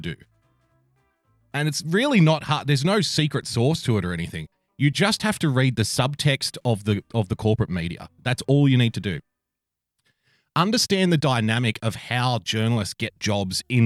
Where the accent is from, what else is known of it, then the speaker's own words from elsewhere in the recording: New South Wales, Australia; in my home state, the great state of New South Wales, here in Down Under